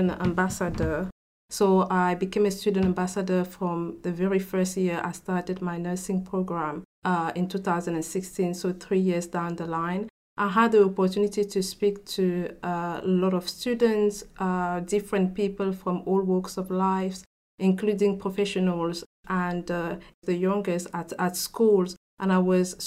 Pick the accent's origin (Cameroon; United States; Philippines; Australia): Cameroon; first language French; English is a second language; now in England; I come from Cameroon in Africa. So in Cameroon, we speak French. French is our first language